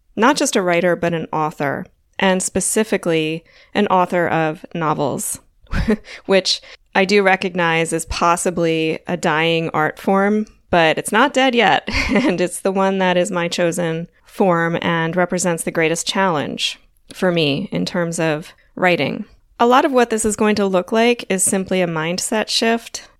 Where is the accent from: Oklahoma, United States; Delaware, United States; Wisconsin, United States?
Delaware, United States; Wilmington; moved away; also born or lived in Florida; I grew up in Wilmington, Delaware